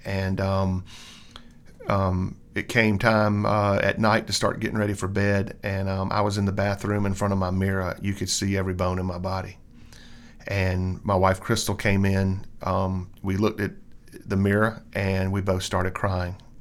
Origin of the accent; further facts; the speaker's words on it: Columbia, United States; I grew up in the Baptist church, um, here in Columbia all my life